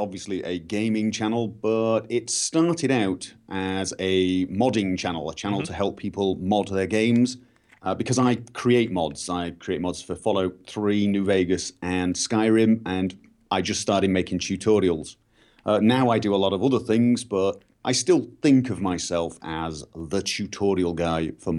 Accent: Manchester, North West England, United Kingdom; moved away; also born or lived in Liverpool; I'm actually originally a Mancunian. I'm from Manchester.

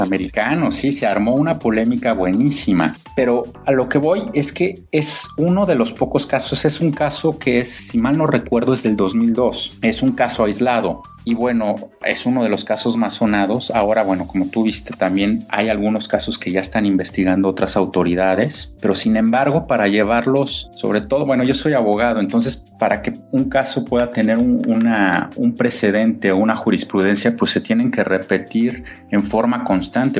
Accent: Mexico City, Mexico; yo soy mexicano, yo soy de la Ciudad de México

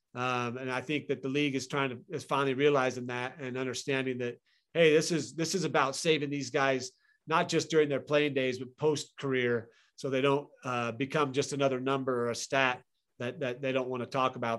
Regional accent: Boise, Idaho, United States; moved away as an adult; also born or lived in Tempe, Arizona; I grew up in Boise, Idaho.

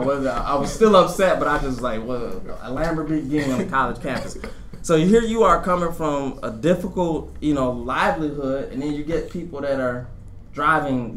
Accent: Detroit, Michigan, United States; being a kid in the inner city of Detroit, and I always tell people I'm from Detroit, Detroit.

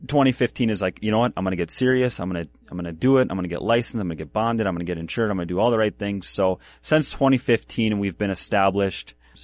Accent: Minneapolis, Minnesota, United States; also born or lived in Glencoe / Northfield; So I was born in Minneapolis. Yep. And then I bounced around, spent some time with my grandma and stuff in Glencoe, did some schooling there. And then I lived in Northfield with my dad and then bounced around.

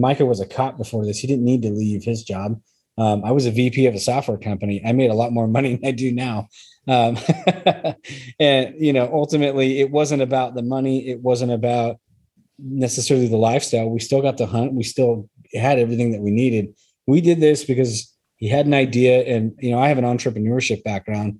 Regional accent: Idaho, United States; We're from Idaho.

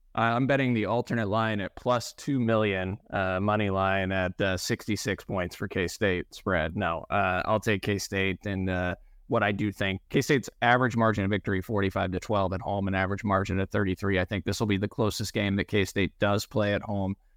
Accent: Rossville, Kansas, United States; my hometown grocery

